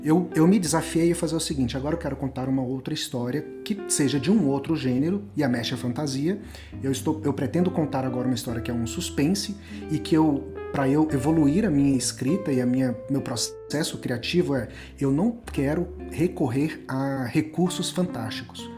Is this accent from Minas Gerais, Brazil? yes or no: no; interior of Goiás, Brazil; educação do, do, do assim, interior, é, escola pública no interior do Goiás